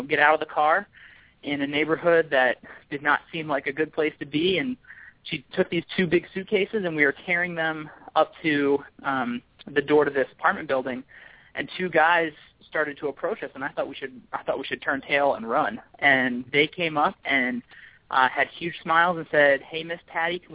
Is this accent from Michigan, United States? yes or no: no; King of Prussia, Pennsylvania, United States; now in Baltimore, United States; I grew up just outside of Philadelphia in a suburb called King of Prussia, Pennsylvania